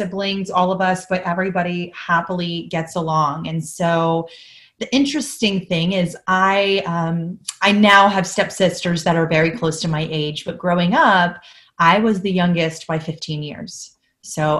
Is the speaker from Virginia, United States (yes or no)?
yes; Fredericksburg, Virginia, United States; I am from Fredericksburg, Virginia